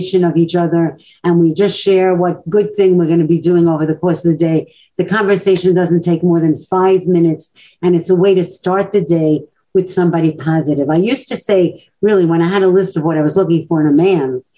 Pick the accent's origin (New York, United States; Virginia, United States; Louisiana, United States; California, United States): New York, United States; New York City; growing up in Brooklyn, as I did